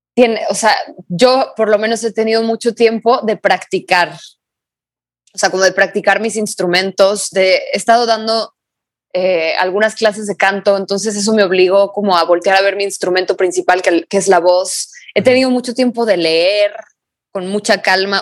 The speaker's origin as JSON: {"language": "Spanish", "town": "Guadalajara", "region": "Jalisco", "country": "Mexico", "tie": "born or raised there", "said": "somos de Guadalajara, entonces las playas a las que fuimos de chicos, pues eran las de Jalisco"}